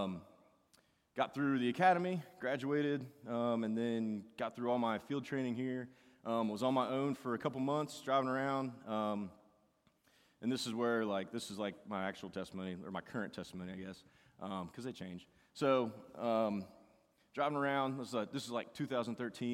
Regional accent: United States; I grew up in Boone County

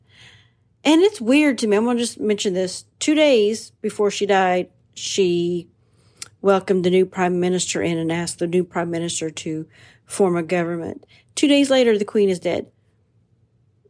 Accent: United States; I'm an American first

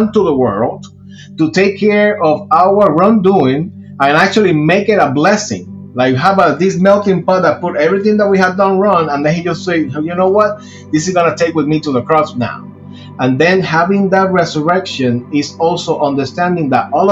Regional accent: Puerto Rico; moved away as an adult; now in Georgia, United States; I am originally from Puerto Rico. I was born and raised there. I moved to the state when I was 21 years old

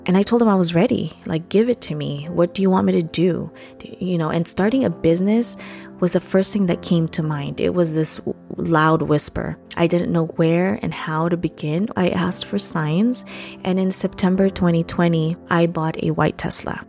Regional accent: Philippines; English is a second language; moved away; I was born and raised in the Philippines.

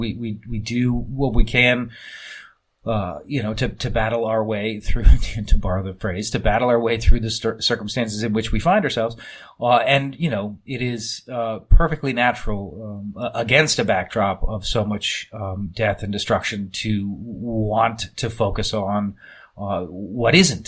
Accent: United States; as an American

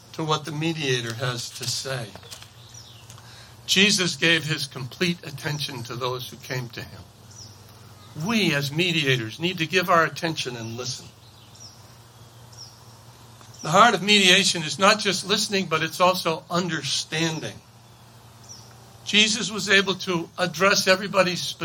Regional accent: Maine, United States; I grew up poor in Maine

